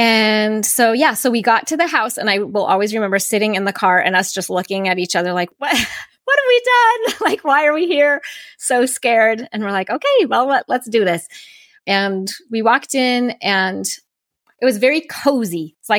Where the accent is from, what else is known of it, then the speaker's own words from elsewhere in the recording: Seattle, Washington, United States; And I grew up in Seattle for a few years, like I said, when I was little